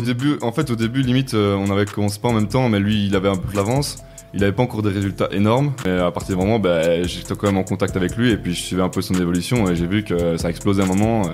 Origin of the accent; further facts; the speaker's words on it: Namur, Wallonia, Belgium; je viens de Belgique, Namur précisément